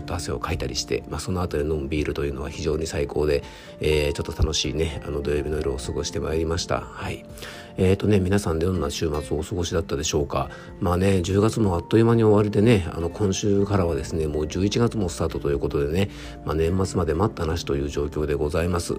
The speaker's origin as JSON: {"language": "Japanese", "area": "Isawa", "region": "Yamanashi", "country": "Japan", "tie": "born or raised there", "said": "僕の地元にあるですね伊沢健康ランド"}